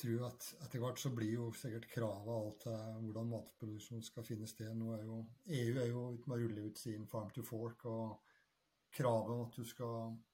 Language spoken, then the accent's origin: Norwegian; Trøndelag, Norway; now in Bærum, Norway; jeg er trønder, men eh, bosatt i eh, Bærum, på, på Rykken